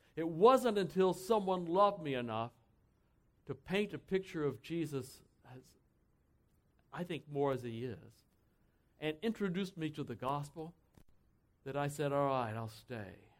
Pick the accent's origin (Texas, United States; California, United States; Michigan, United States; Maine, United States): Texas, United States; I grew up in Texas, so I can say that, all right? Born and bra- raised right in Texas.